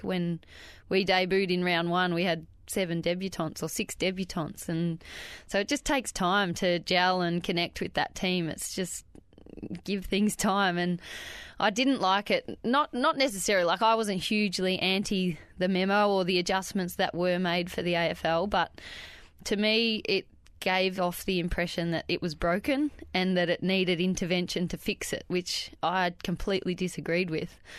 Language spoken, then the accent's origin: English; Wandiligong, Victoria, Australia; a little town called Wandiligong, which is about six kilometres outside of Bright